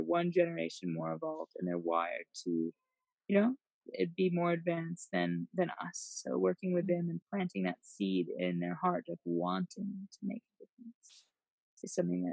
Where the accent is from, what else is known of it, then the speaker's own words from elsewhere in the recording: United States; moved away as an adult; now in Africa; coming in as an American